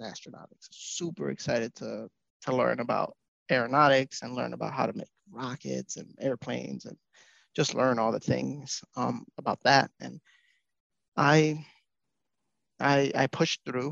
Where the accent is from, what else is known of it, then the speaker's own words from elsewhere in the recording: New York City, New York, United States; moved away as an adult; also born or lived in Manhattan; now in Madison, United States; I am from the Bronx, born in Manhattan, raised in the Bronx